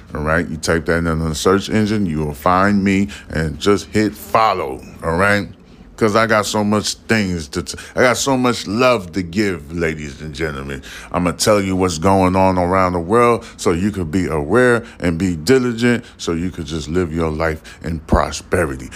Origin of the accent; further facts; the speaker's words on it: New York City, New York, United States; now in Texas, United States; I'm a full blown 100% New Yorker. I'm talking about Harlem life